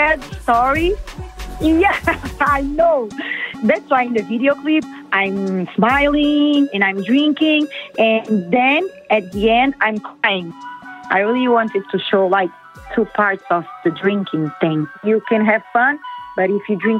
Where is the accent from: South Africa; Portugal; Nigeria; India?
Portugal; Alentejo; English is a second language; also born or lived in Brazil; I was born in Brazil, but I came to Portugal with 2 months.